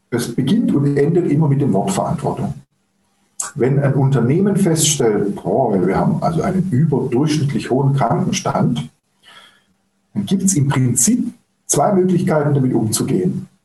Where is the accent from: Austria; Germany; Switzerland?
Germany; da, da, sind wir Deutsche vielleicht noch nicht so weit, ja, weil wir einfach eine andere Tradition, eine andere Geschichte haben.